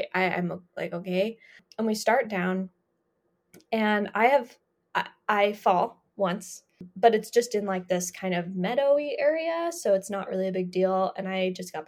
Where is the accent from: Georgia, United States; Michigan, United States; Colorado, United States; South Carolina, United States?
Colorado, United States; growing up in Colorado